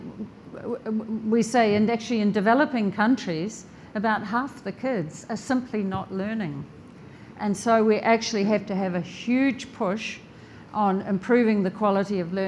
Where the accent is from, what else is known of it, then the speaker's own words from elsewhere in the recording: New Zealand; I'm from New Zealand